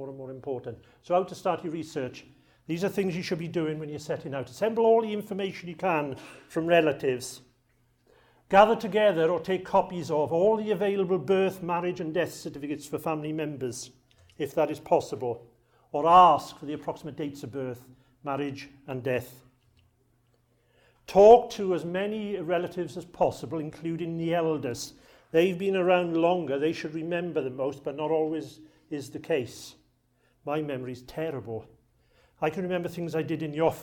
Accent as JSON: {"language": "English", "region": "South Wales", "country": "United Kingdom", "accent": "a bit of a Welsh accent", "moved": "yes", "said": "I come from South Wales, Glamorgan in South Wales"}